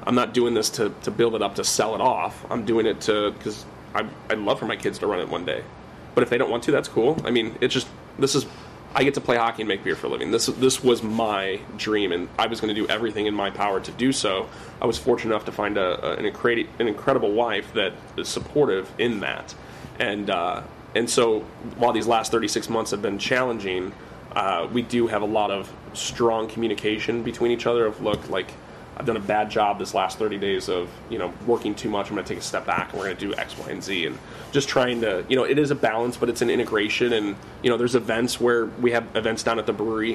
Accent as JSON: {"language": "English", "town": "Imperial", "region": "Missouri", "country": "United States", "tie": "born or raised there", "said": "I grew up down in Imperial, so I played for Fox and Sekman"}